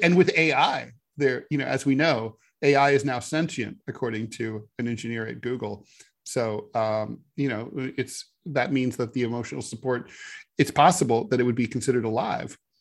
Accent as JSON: {"language": "English", "town": "Dayton", "region": "Ohio", "country": "United States", "tie": "born or raised there", "said": "Frigidaire, which was based in my hometown of Dayton"}